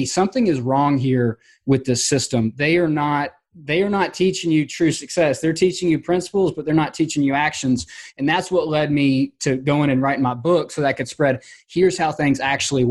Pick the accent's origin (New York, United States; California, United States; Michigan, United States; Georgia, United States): Georgia, United States; my hometown, which, you know, I'm in Georgia and it gets really hot here in the summers